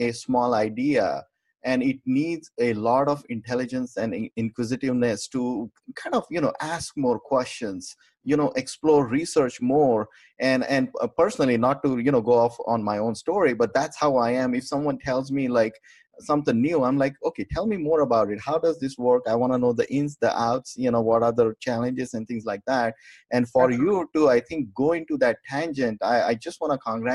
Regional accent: India; moved away; back home, I'm from India and family is a big time almost in my hometown.

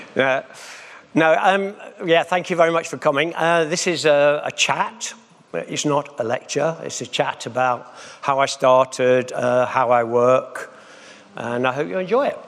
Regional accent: Nottingham, East Midlands, United Kingdom; I come from Nottingham

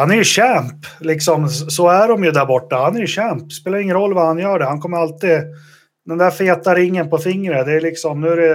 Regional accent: Sweden; jag är jättestolt svensk över säsongen Marcus gjorde.

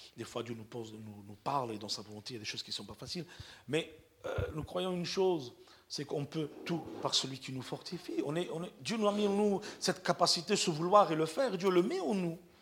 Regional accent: Perpignan, Occitania, France; moved away; Je suis un Catalan de Perpignan. Ok? Je suis Catalan de Perpignan. Communauté gitane

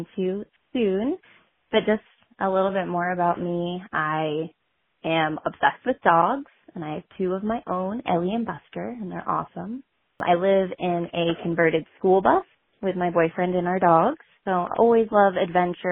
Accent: Whitefield, New Hampshire, United States; I am from Whitefield, New Hampshire.

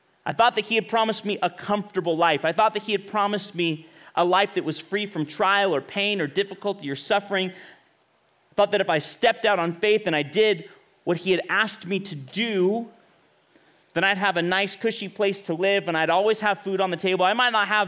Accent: Bakersfield, California, United States; moved away as an adult; also born or lived in Los Angeles; I'm from Bakersfield

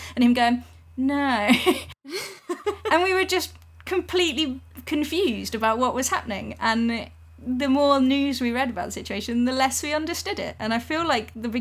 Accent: England, United Kingdom; as an English person

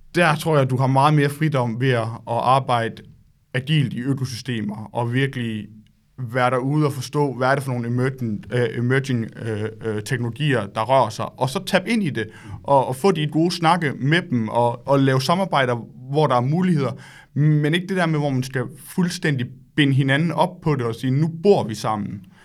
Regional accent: Solbjerg, Central Denmark Region, Denmark; moved away as an adult; also born or lived in Silicon Valley, California; jeg kommer oprindeligt fra Solbjerg, lidt uden for Aarhus

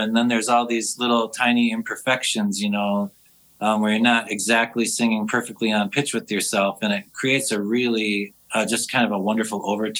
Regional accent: Minneapolis, Minnesota, United States; I just remember buying the … … and Northern Lights in downtown Minneapolis

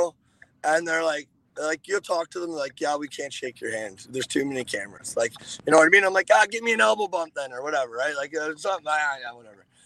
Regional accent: Georgina, Ontario, Canada; I'm from Toronto, like, north of Toronto

